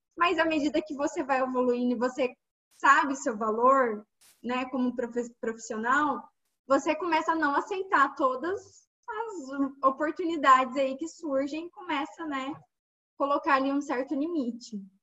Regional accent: Minas Gerais, Brazil; moved away as an adult; also born or lived in Brasília; eu sou de Minas Gerais, já morei em Brasília

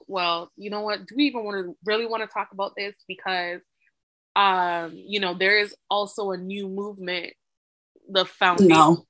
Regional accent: Canada; But when you talk to a Canadian, because of the way that Canadian society is, we don't ask you to assimilate to be a Canadian

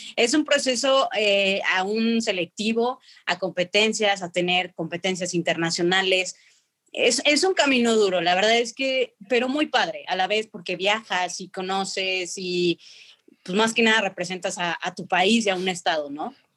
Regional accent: Mexico City, Mexico; moved away; also born or lived in León; y nací en Ciudad de México, mi amada Ciudad de México

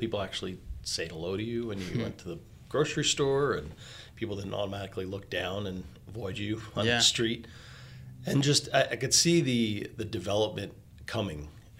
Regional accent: Long Island, New York, United States; moved away as an adult; now in Atlanta, United States; So born and raised in Long Island, New York.

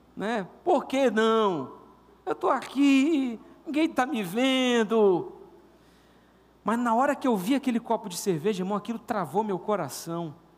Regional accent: Castanhal, Pará, Brazil; also born or lived in Paraíba; com os três anos de idade, eu, eu vim, acredito que foi por aí, morar em Castanhal. Mas eu sou paraibano

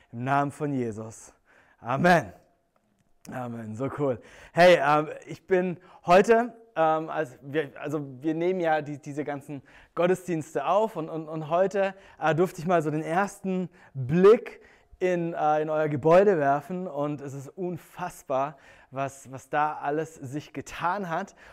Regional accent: Germany; ich bin am Bodensee groß geworden und ähm, als Kind war ich eigentlich jeden Tag im Sommer am See

